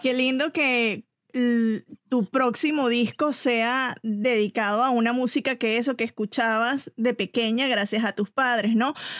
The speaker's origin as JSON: {"language": "Spanish", "country": "Venezuela", "said": "soy venezolana, pero amo a México"}